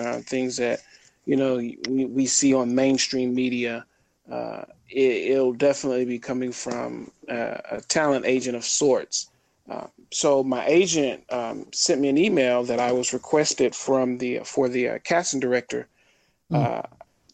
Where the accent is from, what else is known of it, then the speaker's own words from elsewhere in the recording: Little Rock, Arkansas, United States; I grew up in Little Rock, Arkansas